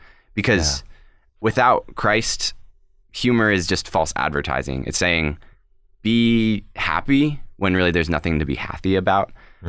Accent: Colorado Springs, Colorado, United States; I am born and raised in Colorado Springs, Colorado

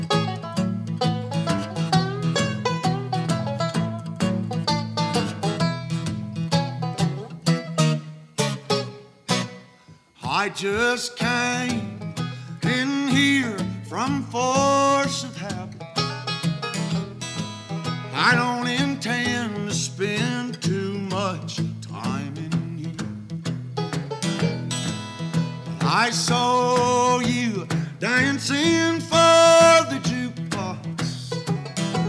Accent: Nashville, Tennessee, United States; I was born and raised here in Music City

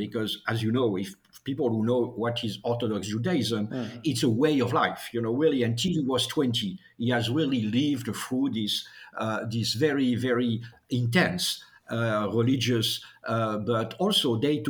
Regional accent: France; accent: French; English is a second language; I should say, I think a German accent at least as heavy as my French accent.

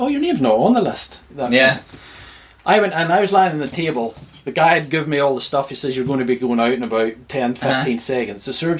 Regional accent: Ballymoney, Northern Ireland, United Kingdom; I'm from Ballymoney originally.

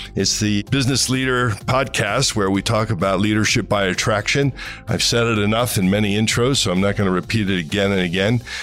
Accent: Cleveland, Ohio, United States; my hometown in Cleveland, Ohio

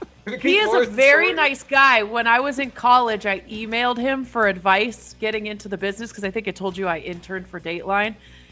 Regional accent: Canada; But we're both Canadian too, so maybe that's why he was so nice to respond.

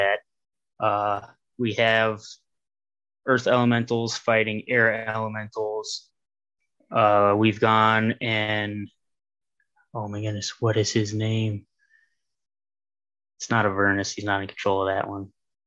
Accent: Ohio, United States; I'm from Ohio

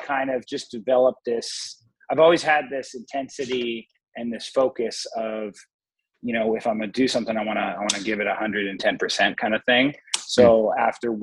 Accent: Los Angeles, California, United States; So I grew up in Los Angeles, California. More specifically, I grew up in Echo Park, Silver Lake kind of area

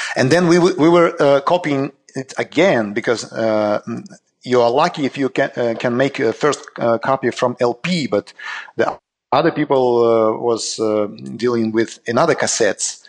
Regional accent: Saint Petersburg, Russia; we just launched a uh, new just record label in Saint Petersburg, in my hometown

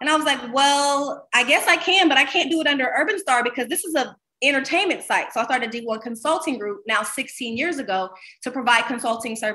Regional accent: Columbus, Ohio, United States; moved away; also born or lived in Los Angeles / Miami; I moved back to my hometown of Columbus, Ohio.

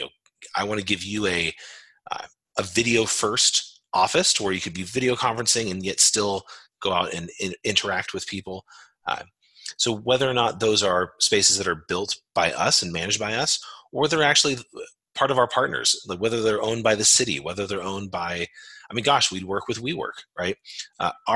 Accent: Modesto, California, United States; I grew up in a relatively small town called Modesto. It's in California Central Valley

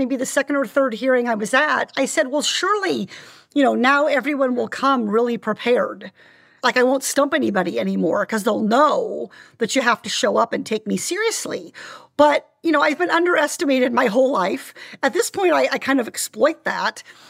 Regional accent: Iowa, United States; also born or lived in Orange County, California; now in California, United States; growing up in Iowa in the 1980s during Farm Aid and the tractor motorcades and watching the farming community where I grew up really struggle economically

